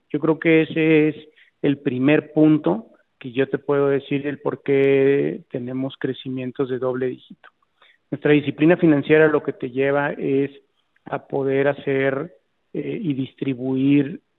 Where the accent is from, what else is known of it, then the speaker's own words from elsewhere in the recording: Mexico; pues soy la única mexicana que salió ahí en un ranking que tiene más de seis años.